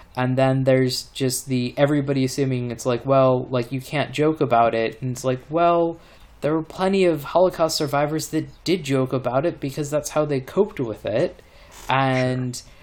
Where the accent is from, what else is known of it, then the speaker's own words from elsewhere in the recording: Maryland, United States; moved away; people that I grew up with in Maryland